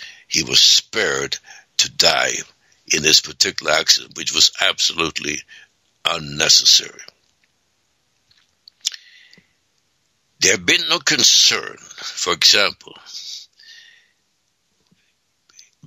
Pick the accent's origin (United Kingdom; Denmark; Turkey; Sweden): Sweden; moved away; I was born 1939 in Sweden, and we didn't have any toilets